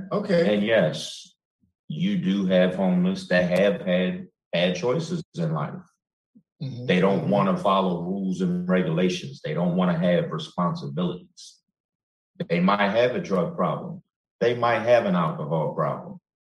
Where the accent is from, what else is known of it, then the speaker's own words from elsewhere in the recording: Chicago, Illinois, United States; I'm from Chicago